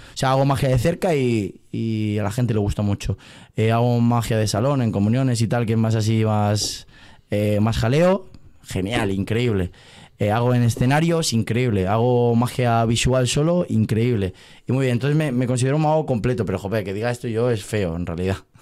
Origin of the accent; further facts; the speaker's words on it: Valencia, Valencian Community, Spain; yo soy de Valencia